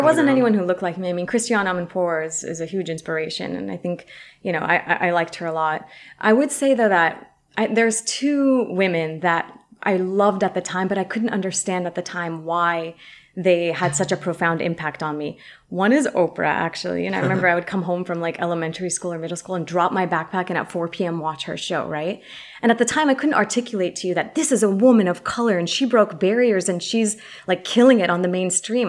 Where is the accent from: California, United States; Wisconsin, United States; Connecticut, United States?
California, United States; San Francisco; first language Arabic; English is a second language; I am a Palestinian American uh, Muslim woman, born and raised in San Francisco, product of the public school system here